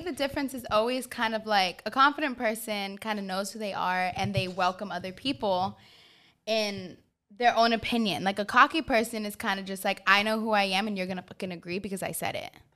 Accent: New York, United States; I am from New York, Queens, born and raised

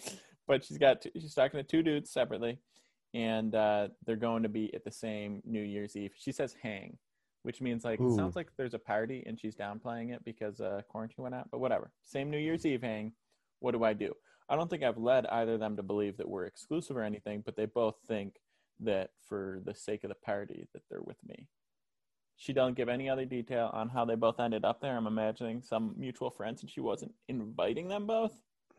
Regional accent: Buffalo, New York, United States; moved away as an adult; also born or lived in Chicago / Los Angeles; now in New York City, United States; everyone thinks because I'm from Buffalo, I'm supposed to handle New York weather.

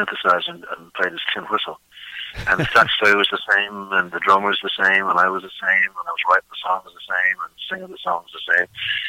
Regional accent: Dublin, Leinster, Ireland; moved away as an adult; also born or lived in Pittsburgh; I grew up in Dublin.

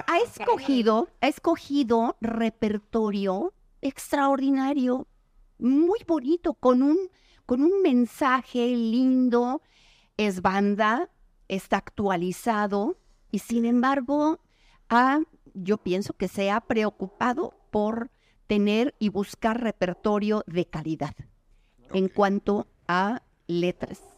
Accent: Mexico; soy mexicano

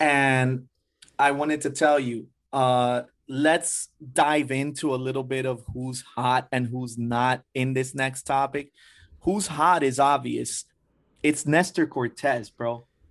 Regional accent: Hialeah, Florida, United States; I was raised in Hialeah

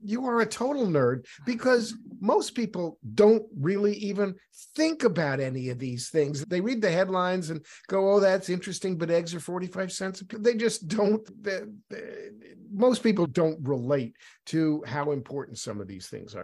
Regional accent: New York City, New York, United States; moved away; I'm originally from New York City, where everybody eats pastrami

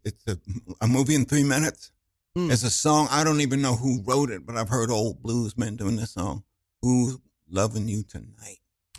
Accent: New York City, New York, United States; I was born in Manhattan. But yeah. You got to understand, my body is from New York, but my soul is not necessarily.

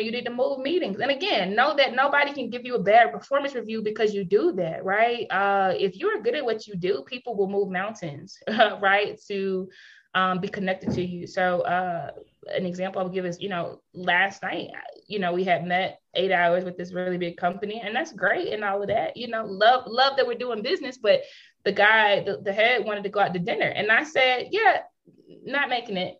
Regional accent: United States; moved away as an adult; also born or lived in South Africa; now in Kenya; I'm from the States, I'm from the United States

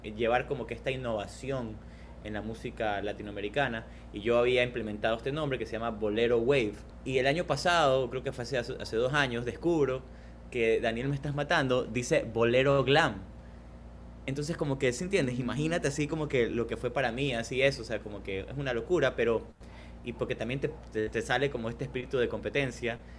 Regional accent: Guayaquil, Guayas, Ecuador; also born or lived in Canada; yo vengo de Guayaquil, una ciudad donde el punk, por ejemplo, tuvo un apogeo muy grande y, y creó como que justo estos movimientos y estos espacios culturales donde, eh, que tenían como que mucho valor eh, yo recuerdo mi infancia yendo a esos, a esos conciertos

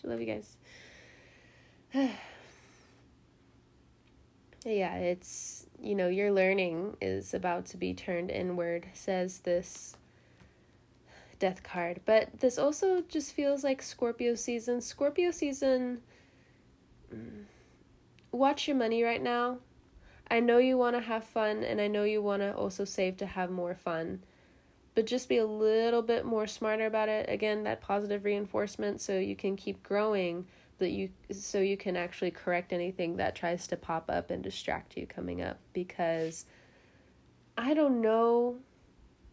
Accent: California, United States; now in the South, United States; I'm from California

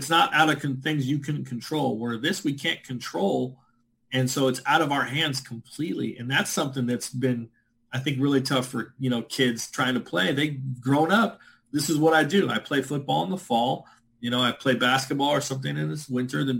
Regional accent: California, United States; I'm from California, so born and raised

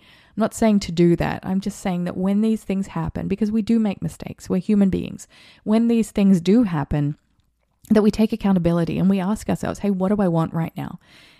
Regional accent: Australia; And I saw this happen as an Australian, when I was an Australian, during the times of the election

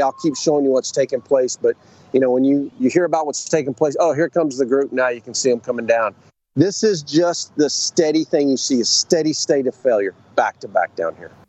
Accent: South Carolina, United States; my home state of South Carolina

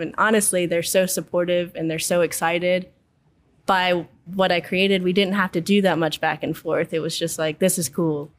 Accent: Baton Rouge, Louisiana, United States; I'm born and raised in Baton Rouge

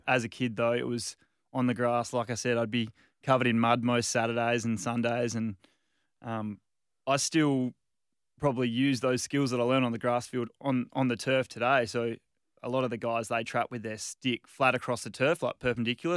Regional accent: Margaret River, Western Australia, Australia; moved away; also born or lived in Perth; I was born in Perth, moved down to Margaret River when I was two.

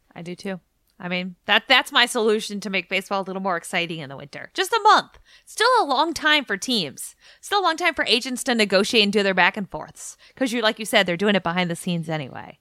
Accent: New England, United States; now in Washington, D.C., United States; I'm from New England

